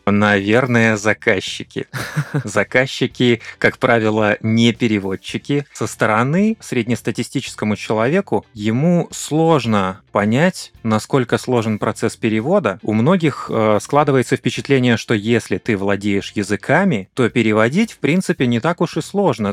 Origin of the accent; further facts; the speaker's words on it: Kazakhstan; Он по-прежнему закреплен у нас э, на уровне официального языка в нашей стране. Многие говорят и на русском, и на казахском.